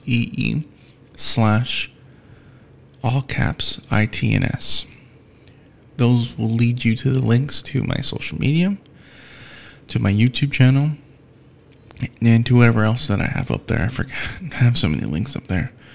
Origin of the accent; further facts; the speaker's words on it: United States; I'm an American